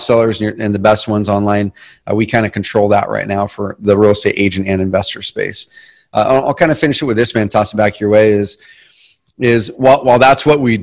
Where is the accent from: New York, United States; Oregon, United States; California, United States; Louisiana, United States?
Oregon, United States; Southern; also born or lived in Roseburg, Oregon; We grew up in Southern Oregon in a different town. I live in a town called Roseburg now